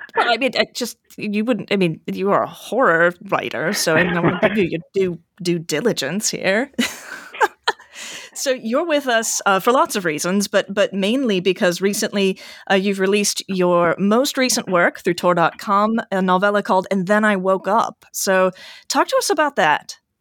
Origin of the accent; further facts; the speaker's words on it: United States; as an American